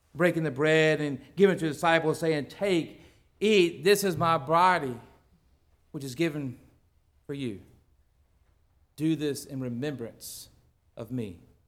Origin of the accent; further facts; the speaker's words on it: United States; I was born in the United States where such freedom exists